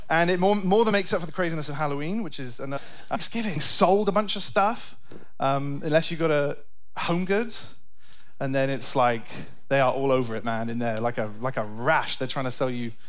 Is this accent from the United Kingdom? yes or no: yes; United Kingdom; moved away as an adult; now in United States; Me and my family are from the UK